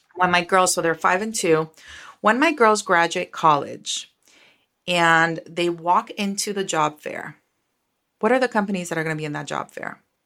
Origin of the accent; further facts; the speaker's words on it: Costa Rica; moved away as an adult; now in United States; I am from Costa Rica. I was born and raised in Costa Rica